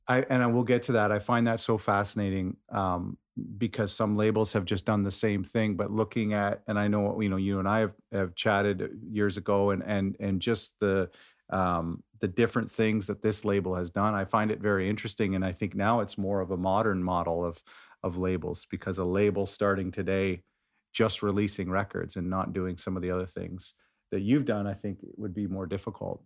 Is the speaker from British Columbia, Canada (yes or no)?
no; Hamilton, Ontario, Canada; my hometown, Hamilton, Ontario